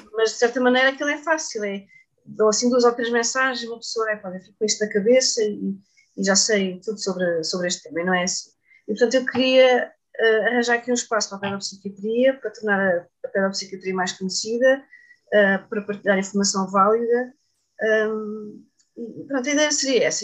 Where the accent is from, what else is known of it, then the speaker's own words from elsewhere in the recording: Setúbal, Portugal; as minhas origens, onde eu cresci